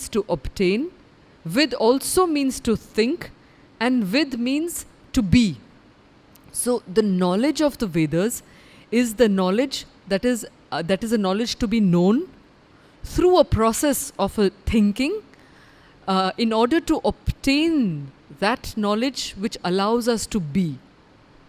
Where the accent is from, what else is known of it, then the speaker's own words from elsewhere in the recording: India; I am a woman, I'm an Indian, I'm a Bharatiya